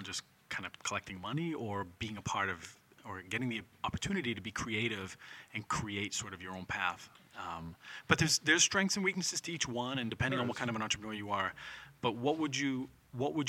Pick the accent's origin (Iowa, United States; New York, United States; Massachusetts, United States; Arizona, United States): Massachusetts, United States; Lynn; now in Danvers, United States; I grew up on the North Shore. I'm from Lynn, and I live in Danvers now